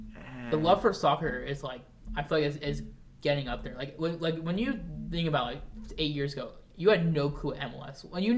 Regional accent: Florida, United States; Maybe because I'm from Florida.

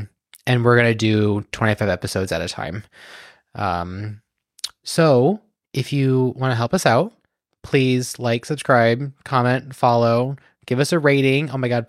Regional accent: United States; I'm an American.

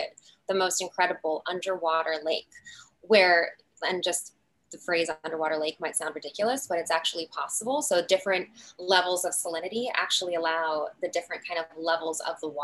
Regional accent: Midwest, United States; I'm from the Midwest

